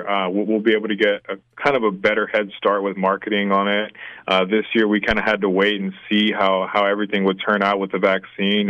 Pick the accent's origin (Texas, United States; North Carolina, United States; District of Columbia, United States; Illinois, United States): Texas, United States; San Antonio; now in Waco, United States; I was born and raised in San Antonio